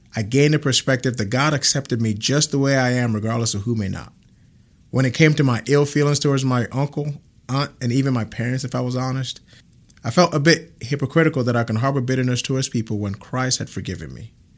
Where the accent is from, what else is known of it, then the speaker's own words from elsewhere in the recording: Ghana; now in Grand Prairie, Texas, United States; I'm originally from Ghana, West Africa